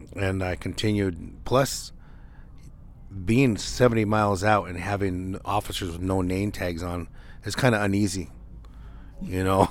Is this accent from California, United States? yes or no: no; Nevada, United States; the different areas around Nevada, um, definitely 'cause that's my hometown